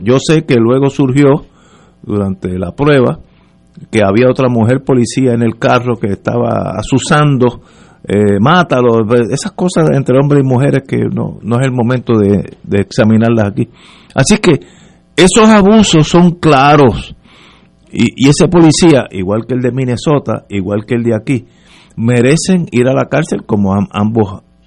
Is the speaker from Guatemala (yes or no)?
no; Puerto Rico; soy puertorriqueño